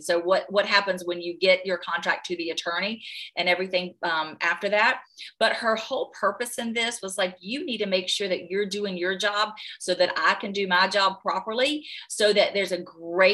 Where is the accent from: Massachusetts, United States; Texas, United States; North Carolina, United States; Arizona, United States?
North Carolina, United States